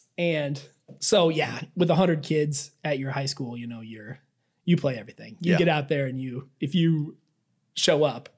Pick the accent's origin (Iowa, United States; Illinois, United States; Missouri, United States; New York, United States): Iowa, United States; central; now in Phoenix, United States; I am from Iowa, central Iowa.